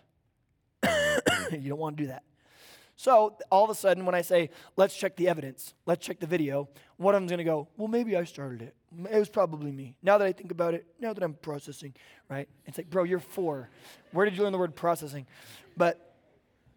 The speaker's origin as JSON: {"language": "English", "region": "Oklahoma", "country": "United States", "tie": "born or raised there", "moved": "yes", "lives_now": "Bonsall, California, United States", "said": "I grew up in Oklahoma"}